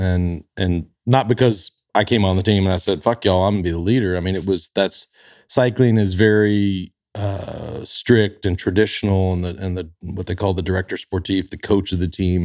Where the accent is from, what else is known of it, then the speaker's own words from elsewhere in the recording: Dallas, Texas, United States; growing up in Dallas